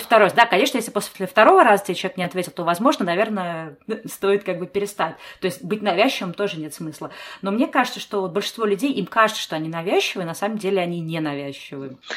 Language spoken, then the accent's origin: Russian; Saint Petersburg, Russia; moved away; also born or lived in Moscow; я-то сама не из Москвы, я из Питера